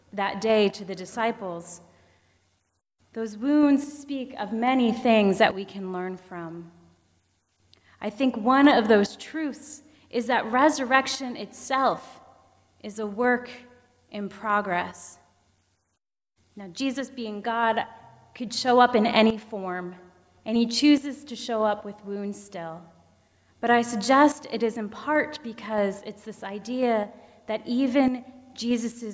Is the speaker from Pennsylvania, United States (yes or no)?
yes; Pennsylvania, United States; moved away; Growing up in Pennsylvania, all our forests were really small